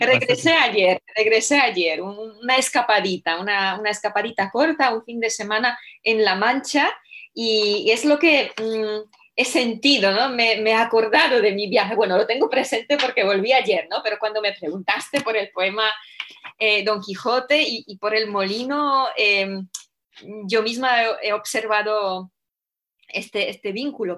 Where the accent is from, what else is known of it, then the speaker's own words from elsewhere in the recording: Poland; Spanish is a second language; moved away; siendo yo polaca